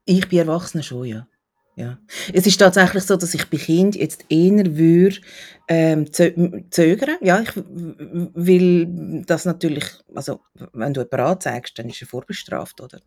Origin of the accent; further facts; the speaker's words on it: Switzerland; bei uns in der Schweiz